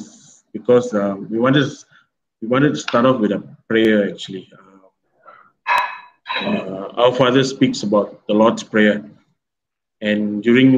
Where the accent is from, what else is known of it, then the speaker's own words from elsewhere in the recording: Taiping, Perak, Malaysia; moved away; this Taiping is my hometown parish, so I'm back here